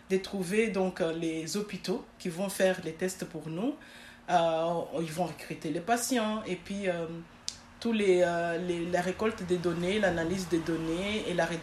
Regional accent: Schaerbeek, Brussels-Capital Region, Belgium; also born or lived in Congo; Je suis née au Congo, donc jusqu'à mes 12 ans. Je suis venue en Belgique à mes 12 ans avec ma famille.

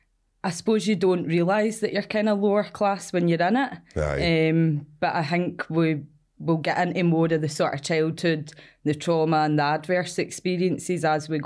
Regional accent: Cumbernauld, Scotland, United Kingdom; Yep, so kind of born and bred Cumbernauld. I've been there all my days, 29 now.

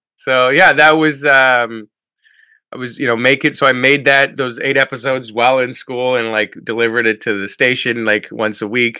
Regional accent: Canada; when I was living my life, just being a Canadian, going across the border every day into work

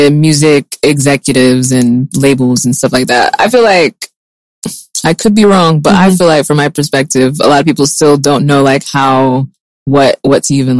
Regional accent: Utah, United States; I'm from Utah because my parents are, they're from Côte d'Ivoire and they had friends, and the same story every single day.

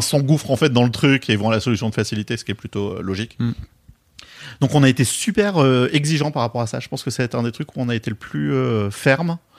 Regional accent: Bordeaux, Nouvelle-Aquitaine, France; accent: bordelais; j'ai un accent bordelais

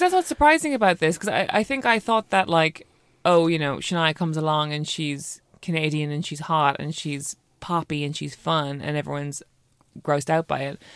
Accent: Ireland; moved away as an adult; now in London, United Kingdom

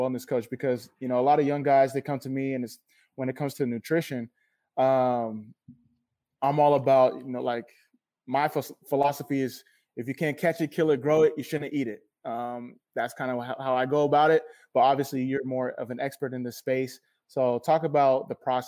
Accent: Sacramento, California, United States; also born or lived in Hayward, California; I moved to Sacramento when I was three

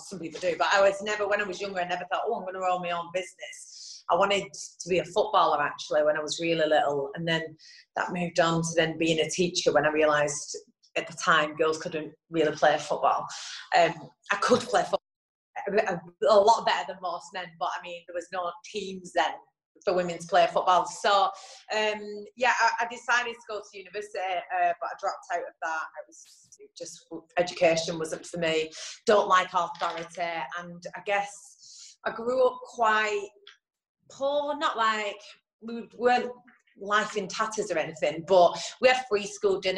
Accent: Bolton, North West England, United Kingdom; born or raised there

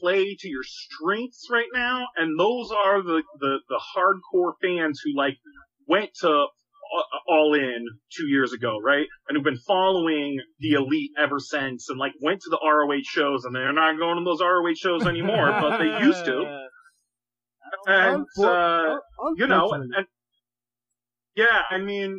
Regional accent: Boston, Massachusetts, United States; now in Chicago, United States

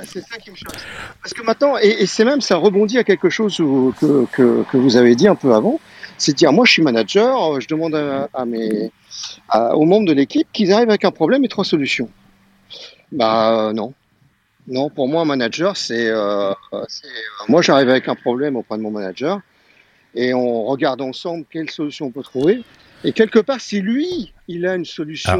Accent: Marseille, Provence-Alpes-Côte d'Azur, France; je suis de Marseille, hein, comme vous l'avez pu l'entendre

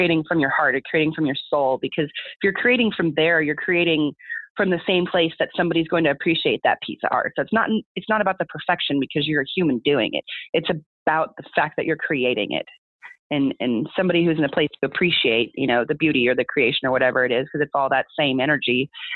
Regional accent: Southern California, United States; moved away; I'm born and raised in California, not northern, southern

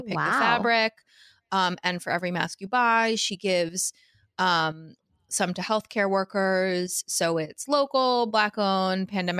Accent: Washington, District of Columbia, United States; I am from Washington, D.C., which has a lot of really amazing Black-owned businesses, and particularly in fashion.

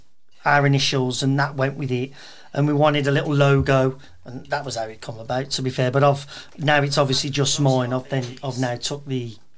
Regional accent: Birmingham, West Midlands, United Kingdom; I was brought up in and around Kingshurst, Chemswood, Castlebrom. They're the areas I've always known. I've never been anywhere else. My dad's side of the family are all from Telford, Shrewsbury.

